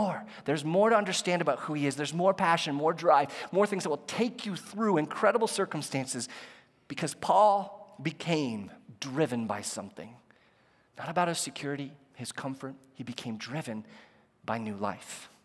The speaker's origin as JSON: {"language": "English", "country": "United States", "said": "As an American"}